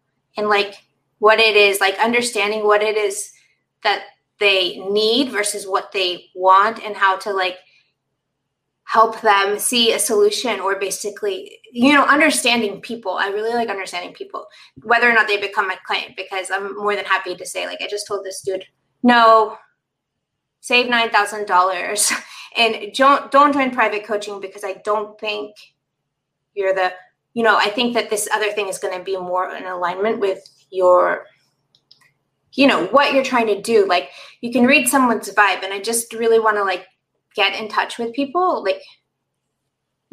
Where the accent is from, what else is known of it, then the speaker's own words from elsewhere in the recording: Orlando, Florida, United States; moved away as an adult; now in Thailand; I was born there in Orlando